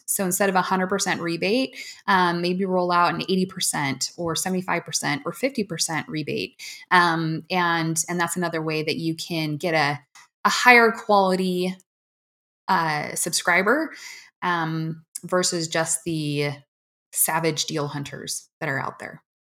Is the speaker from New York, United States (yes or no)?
no; Washington, United States; I grew up in Washington